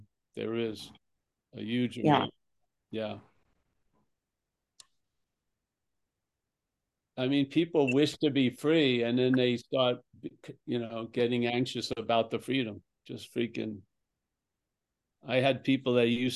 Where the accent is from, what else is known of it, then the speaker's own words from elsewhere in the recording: Long Island, New York, United States; I'm from Long Island